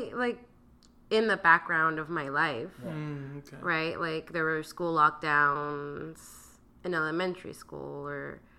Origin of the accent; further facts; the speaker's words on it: Los Angeles, California, United States; I grew up in South Central, but I was very sheltered.